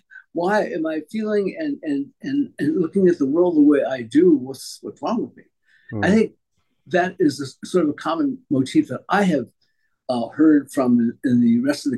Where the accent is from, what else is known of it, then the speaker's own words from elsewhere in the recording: Poston, Arizona, United States; born there; Well, I was born in 1943 in Poston, Arizona, the camp there where that my family was sent